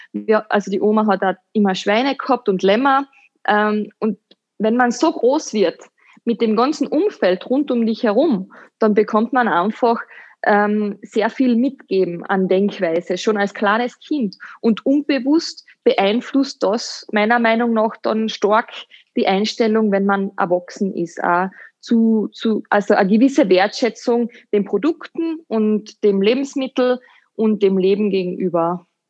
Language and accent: German; Hüttenberg, Carinthia, Austria; moved away as an adult; also born or lived in London / Dubai; Ich bin eine äh, Kärntnerin, eine waschechte, gebürtige Hüttenbergerin und ich bin in einem kleinen Dorf in St. Martin am Silberberg groß geworden